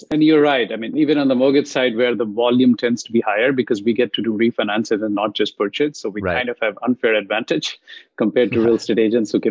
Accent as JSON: {"language": "English", "country": "India", "second_language": "English", "moved": "as an adult", "lives_now": "San Jose, United States", "said": "I was um, about 18 months in the country. I moved from India"}